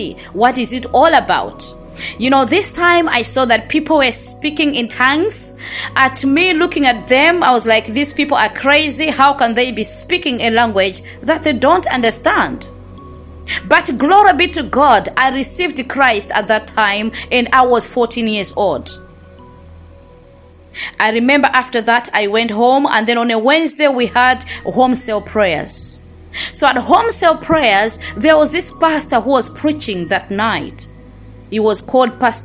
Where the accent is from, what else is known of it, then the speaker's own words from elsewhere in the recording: Malawi; I was born in Malawi, grew up in Malawi